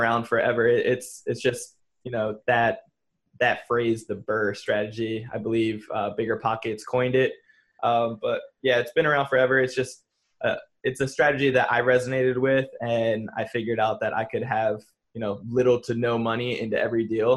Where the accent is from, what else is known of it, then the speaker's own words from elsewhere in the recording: New Jersey, United States; moved away as an adult; I'm from New Jersey originally, and you know, I moved out here about 7 years ago